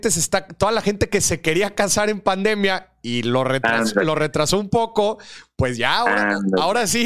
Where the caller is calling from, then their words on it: Puebla, Mexico; desde, Puebla Morir.